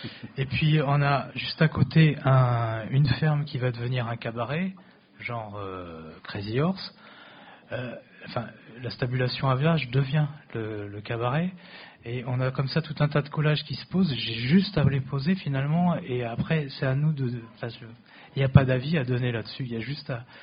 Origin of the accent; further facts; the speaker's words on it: Tours, Centre-Val de Loire, France; born there; Moi, je suis né à Tours.